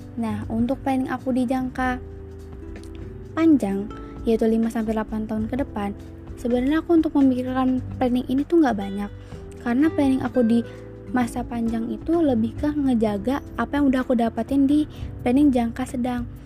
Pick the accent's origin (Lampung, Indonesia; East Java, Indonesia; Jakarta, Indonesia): Lampung, Indonesia; Bandar Lampung; Aku berasal dari Kota Bandar Lampung